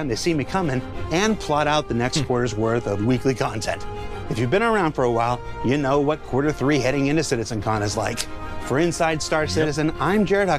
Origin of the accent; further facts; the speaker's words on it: Los Angeles, California, United States; my hometown of Los Angeles